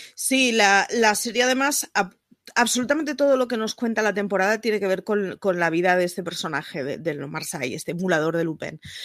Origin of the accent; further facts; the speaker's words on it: Barcelona, Catalonia, Spain; como barcelonesa que siempre es representada por una sagrada familia